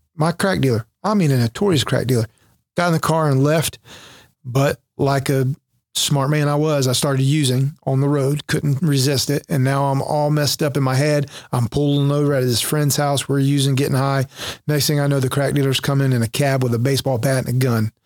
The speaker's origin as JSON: {"language": "English", "town": "Jacksonville", "region": "North Carolina", "country": "United States", "tie": "born or raised there", "said": "My orders went back to Jacksonville, my hometown where I was stationed from."}